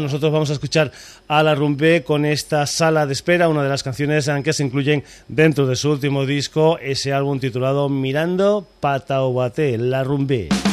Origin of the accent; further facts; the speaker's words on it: Extremadura, Spain; moved away; allí en Extremadura nos tomamos las cosas con calma